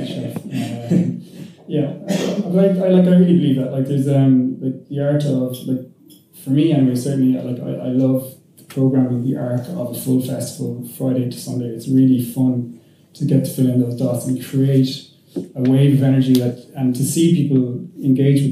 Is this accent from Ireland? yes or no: yes; Limerick, Munster, Ireland; now in Dublin, Ireland; I'm from Limerick